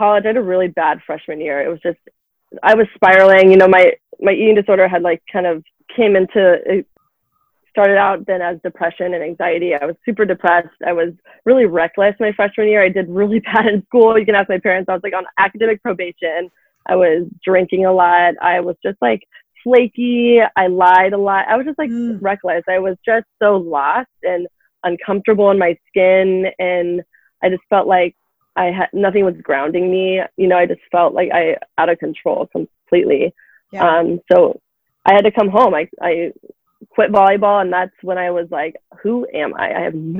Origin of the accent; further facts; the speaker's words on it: Loudoun County, Virginia, United States; I'm born and raised in Loudoun. I'm from here.